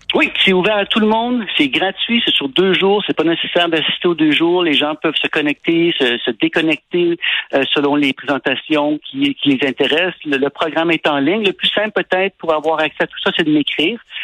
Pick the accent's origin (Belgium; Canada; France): Canada; Quebec; je suis un Québécois